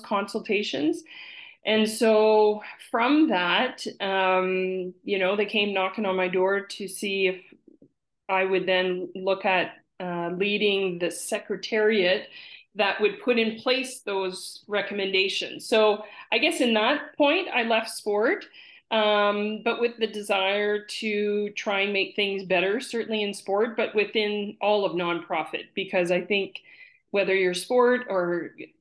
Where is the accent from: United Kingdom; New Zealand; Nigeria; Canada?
Canada; Campbellton, New Brunswick; moved away; growing up in Campbellton